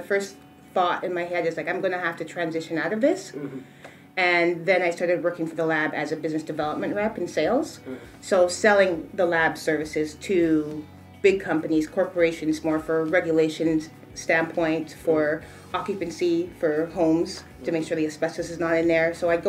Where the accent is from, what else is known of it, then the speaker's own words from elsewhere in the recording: Trelawny, Jamaica; I'm Jamaican from Trelawney.